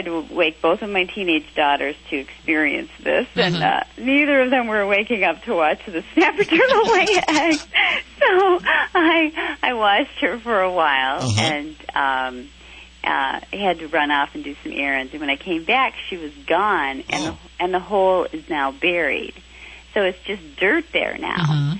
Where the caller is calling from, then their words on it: West Bloomfield, Michigan, United States; I'm calling from West Bloomfield, Michigan, about an hour outside of Detroit.